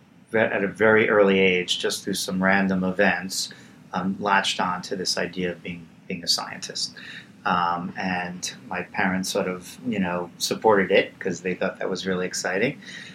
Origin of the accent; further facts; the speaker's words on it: New York City, New York, United States; moved away as an adult; now in California, United States; So, I grew up in Queens. I'm the first member of my family to go to college.